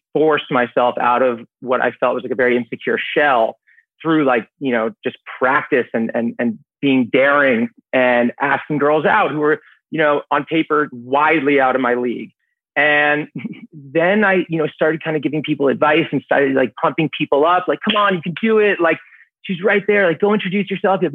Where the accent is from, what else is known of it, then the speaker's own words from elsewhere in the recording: New York City, New York, United States; born and raised here in the city, stayed in the city for college, worked in the city after college. I'm a New Yorker.